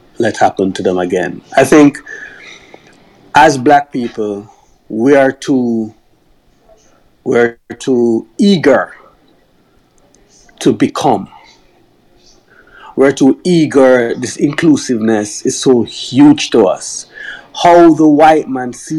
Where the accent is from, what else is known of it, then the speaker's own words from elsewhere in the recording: Jamaica; moved away; I grew up in Jamaica, where I never really faced racism